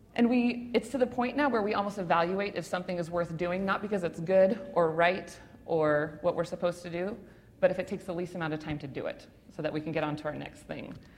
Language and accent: English; Spokane, Washington, United States; I grew up on the South Hill, but I end up in an area I didn't even know was a part of Spokane